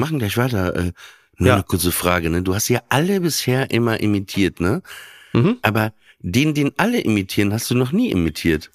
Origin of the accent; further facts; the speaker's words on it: France; als Franzose